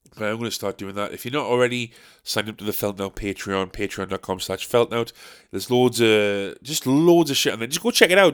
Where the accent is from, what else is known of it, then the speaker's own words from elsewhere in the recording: Sunderland, North East England, United Kingdom; we're from Sunderland